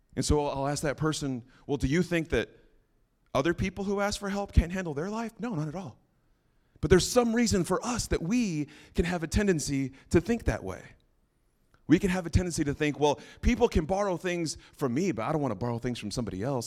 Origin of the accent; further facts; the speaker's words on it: New Mexico, United States; moved away; that's where I'm originally from, New Mexico